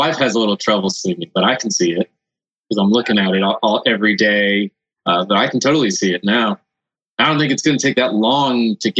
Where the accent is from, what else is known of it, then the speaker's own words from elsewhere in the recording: Costa Rica; moved away; So I'm from Costa Rica originally. So that's why I speak Spanish.